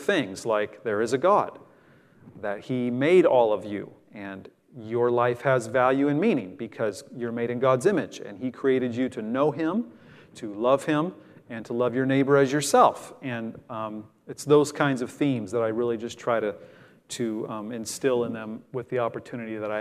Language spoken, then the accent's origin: English; United States; accent: American; moved away as an adult; now in North Wales, United Kingdom; I'll always have my American accent